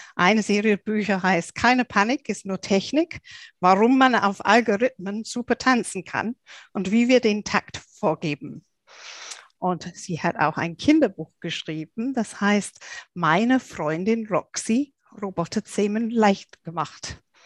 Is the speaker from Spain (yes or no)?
no; England, United Kingdom; moved away; ich bin ja Engländerin